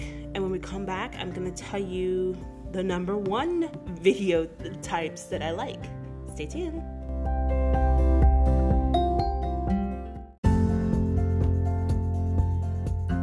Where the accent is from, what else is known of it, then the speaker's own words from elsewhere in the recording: United States; as an American